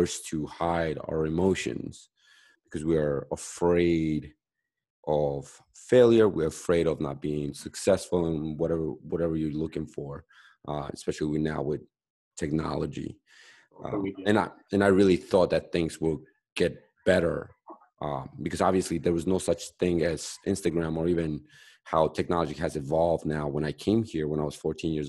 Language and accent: English; Bolivia; now in United States; I'm from South America, I'm Bolivian